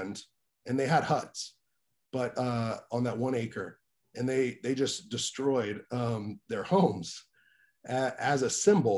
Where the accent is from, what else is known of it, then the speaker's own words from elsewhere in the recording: Greenville, Mississippi, United States; I was born in Greenville, Mississippi